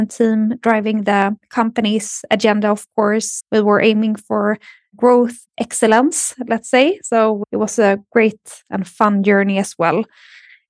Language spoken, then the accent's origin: English; Sweden; also born or lived in Lund / Stockholm; I am born and raised in Sweden, and I live in Stockholm since 2011.